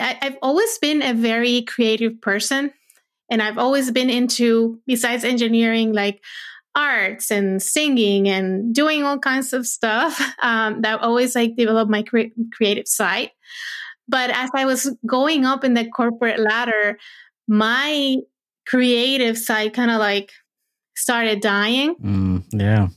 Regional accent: Puerto Rico; moved away as an adult; now in United States; I was born and raised in Puerto Rico, and I went to school for engineering, and lived there my first 25 years

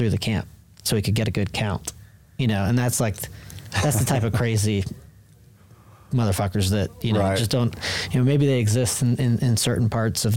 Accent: Central Texas, United States; growing up around Central Texas

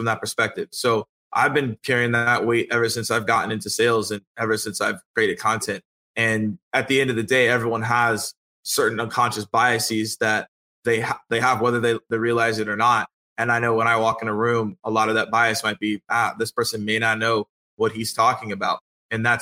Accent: Atlanta, Georgia, United States; I'm from Atlanta, so ATL, born and raised.

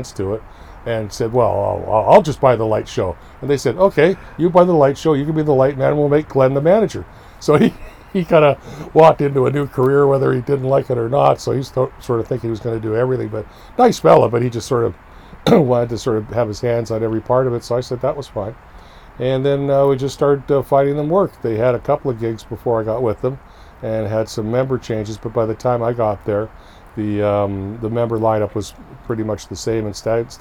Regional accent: Victoria, British Columbia, Canada; my family was so entrenched in Victoria, and I grew up in Victoria

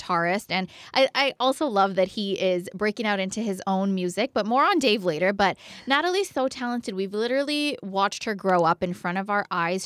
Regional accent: Ottawa, Ontario, Canada; this is my home place. Yeah. This is Ottawa's the capital as well

